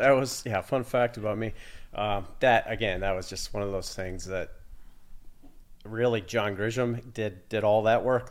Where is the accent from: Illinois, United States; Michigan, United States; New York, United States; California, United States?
Illinois, United States; Sterling; moved away as an adult; also born or lived in Italy; I was born and raised in Sterling, um, went to college in Illinois, so not far away